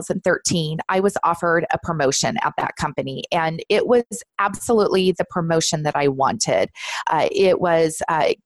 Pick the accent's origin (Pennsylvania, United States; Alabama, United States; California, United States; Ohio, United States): California, United States; Southern; I'm born and raised in Southern California